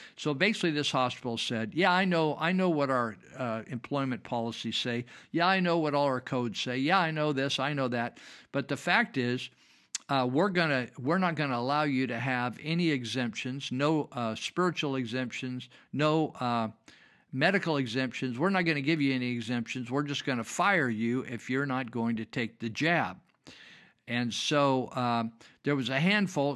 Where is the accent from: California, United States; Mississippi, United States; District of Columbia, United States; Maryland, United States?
California, United States; Yuba County; I grew up in Yuba County